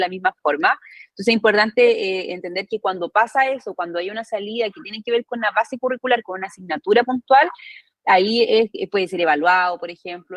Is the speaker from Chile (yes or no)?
yes; Arica, Arica y Parinacota, Chile; yo estudié en Arica, soy, soy, del norte, soy de Arica